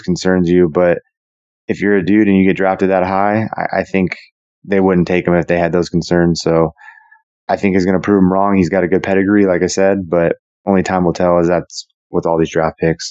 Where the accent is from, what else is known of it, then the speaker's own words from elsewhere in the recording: Las Vegas, Nevada, United States; my hometown in Vegas